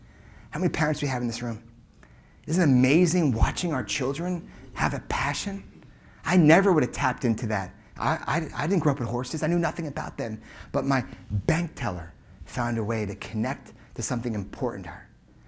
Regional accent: Colorado, United States; I grew up in Colorado and I ride horses.

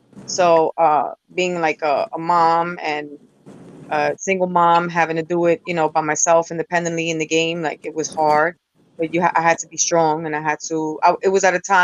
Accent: New York City, New York, United States; I represent New York City. I'm from the Bronx

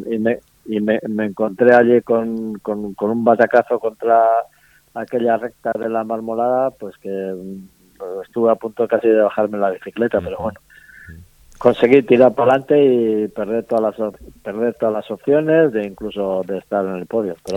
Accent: Basque Country, Spain; en las famosas cenas que solemos hacer aquí en el País Vasco

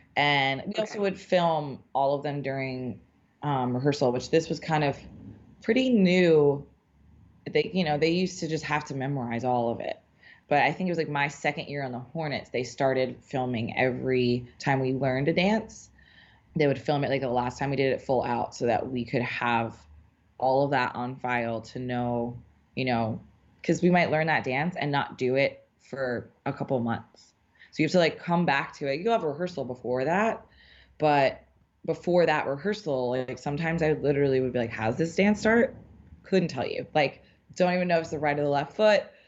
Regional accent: New Orleans, Louisiana, United States; now in New York, United States; I'm from New Orleans originally

